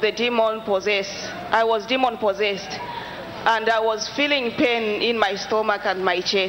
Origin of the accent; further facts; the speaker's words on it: Zambia; I'm from Zambia.